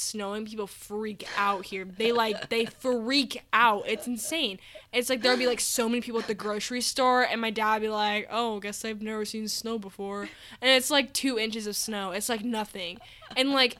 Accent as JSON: {"language": "English", "region": "Colorado", "country": "United States", "tie": "born or raised there", "said": "I was born in Colorado during a blizzard"}